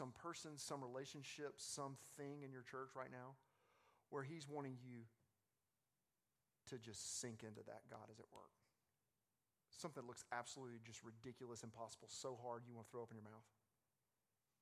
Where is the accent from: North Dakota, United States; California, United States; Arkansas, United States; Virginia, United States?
Arkansas, United States; I'm from Arkansas